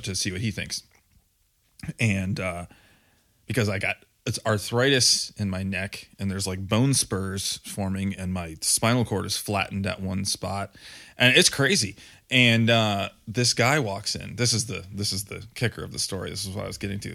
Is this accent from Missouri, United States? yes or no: no; Grand Rapids, Michigan, United States; accent: Grand Rapids / Michigander; now in Ohio, United States; brought back a little bit of my Grand Rapids accent, my Michigan, Michigander